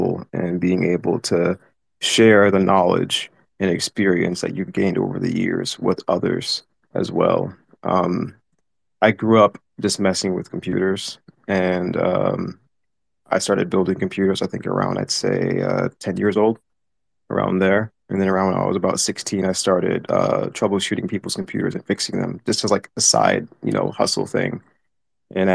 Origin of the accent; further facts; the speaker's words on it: Washington, District of Columbia, United States; I came from Washington, D.C. I was born and raised there.